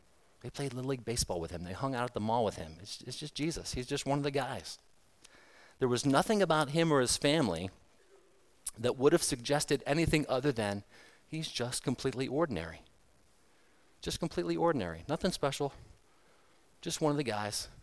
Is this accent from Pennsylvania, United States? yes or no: yes; Pennsylvania, United States; now in Manchester, United States; I grew up in Pennsylvania